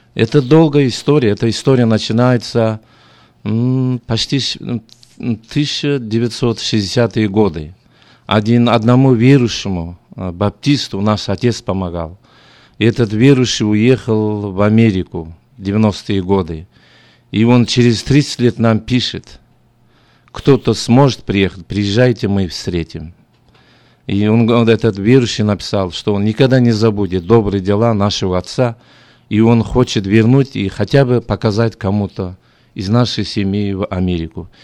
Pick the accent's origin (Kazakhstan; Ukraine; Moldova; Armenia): Kazakhstan; Zhambyl Region; Russian is a second language; moved away as an adult; also born or lived in Moscow, Russia / Almaty, Kazakhstan; now in Sacramento, United States; Я сам э, родился в Джамбульской области, потом уехал учиться в Москву